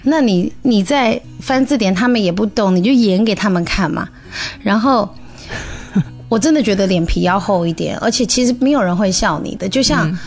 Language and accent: Chinese; China; moved away as an adult; 我们中国人